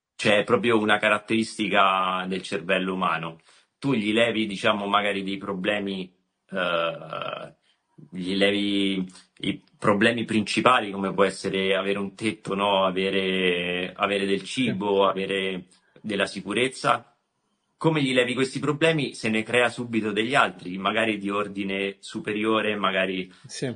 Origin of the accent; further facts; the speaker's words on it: Rome, Lazio, Italy; Sono nato, sono nato a Roma